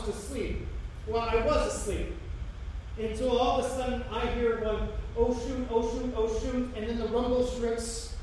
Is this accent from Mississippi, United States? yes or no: no; Hamilton, Ohio, United States; I grew up in Hamilton